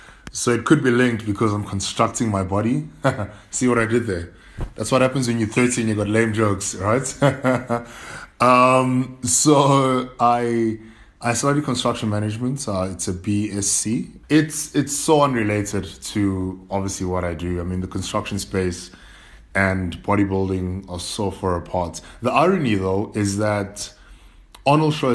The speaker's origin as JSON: {"language": "English", "town": "Durban", "region": "KwaZulu-Natal", "country": "South Africa", "also_born_or_lived": "Cape Town", "said": "I'm from a small township called Lamontville"}